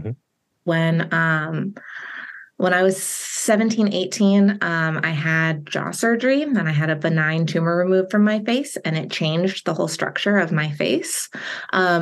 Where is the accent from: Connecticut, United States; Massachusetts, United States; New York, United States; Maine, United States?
Connecticut, United States; moved away as an adult; also born or lived in Richmond, Virginia / Gatlinburg, Tennessee; now in Baltimore, United States; I grew up in Connecticut in the Northeast U.S.